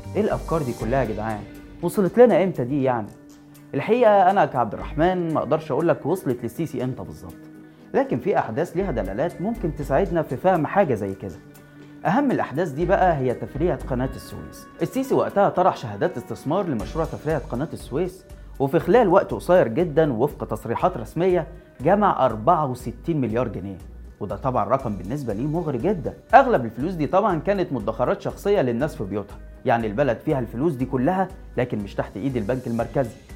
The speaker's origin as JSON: {"language": "Arabic", "country": "Egypt", "said": "احنا كمصريين"}